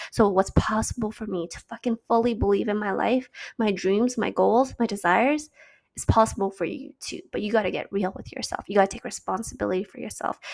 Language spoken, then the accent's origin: English; Canada; also born or lived in China; having to move back home to Canada